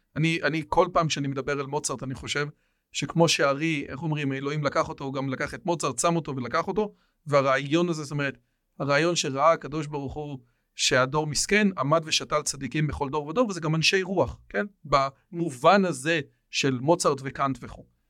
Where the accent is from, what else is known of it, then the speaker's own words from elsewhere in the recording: Israel; אני פה נולדתי